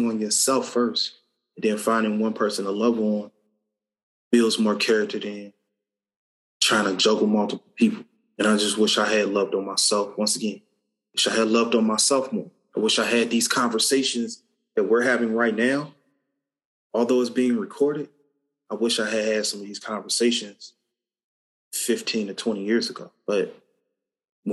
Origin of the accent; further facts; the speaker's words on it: Cincinnati, Ohio, United States; Growing up in Cincinnati